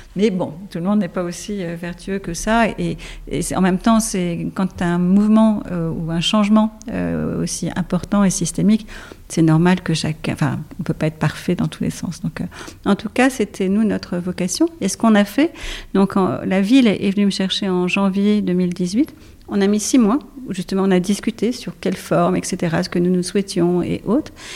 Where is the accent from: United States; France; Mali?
France; Paris, Île-de-France; je suis parisienne